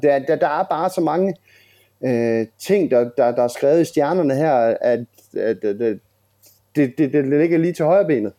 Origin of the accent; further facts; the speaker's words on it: Grenå, Central Denmark Region, Denmark; hvor jeg er fra. Øh, havnen i Grenå